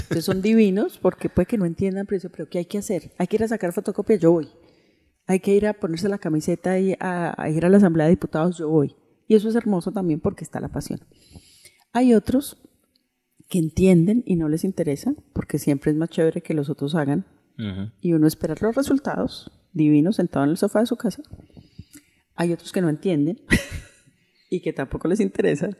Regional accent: Colombia; así también somos los colombianos

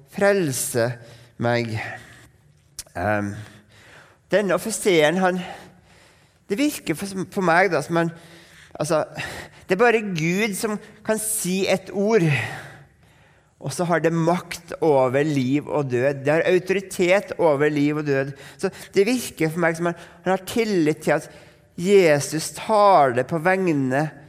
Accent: Norway; for nordmenn

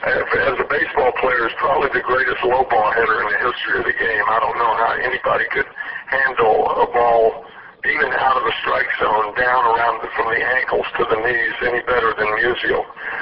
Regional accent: Memphis, Tennessee, United States; growing up in Memphis, Tennessee, that was Cardinal country. It's only 290 miles south of St. Louis.

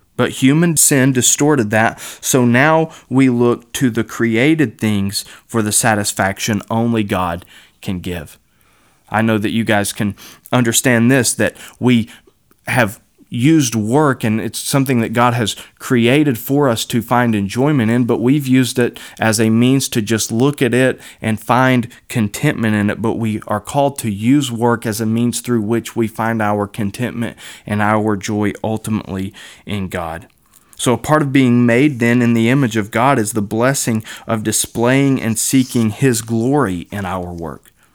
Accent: Kentucky, United States; I was raised in Kentucky

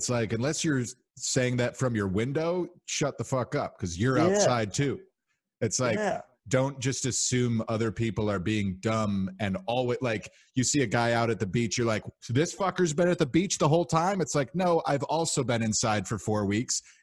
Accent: north suburbs of Chicago, Illinois, United States; I'm always very specific, north suburbs of Chicago

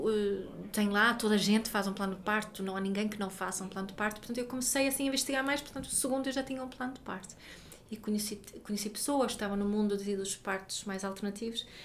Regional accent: Sweden; Portuguese is a second language; eu posso porque eu sou sueca e na Suécia.

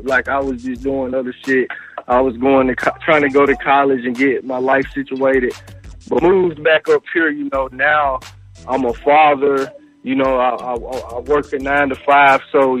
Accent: Covington, Georgia, United States; also born or lived in Pittsburgh, Pennsylvania; I'm from Covington, Georgia.

